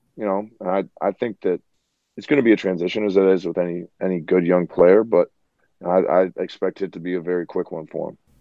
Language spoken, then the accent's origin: English; Chicago, Illinois, United States; we're from the Chi